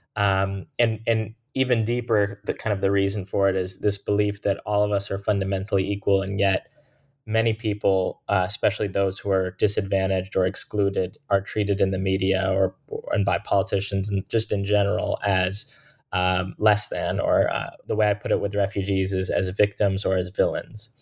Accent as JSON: {"language": "English", "town": "Jacksonville", "region": "Florida", "country": "United States", "tie": "born or raised there", "said": "the place that they eventually settled in and where I was born and raised, and they've lived for the last, um, you know, thirty-five plus years, which is Jacksonville, Florida"}